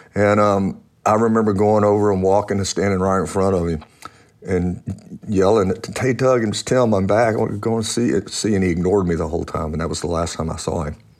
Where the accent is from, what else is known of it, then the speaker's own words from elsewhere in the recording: Louisiana, United States; I was born in Louisiana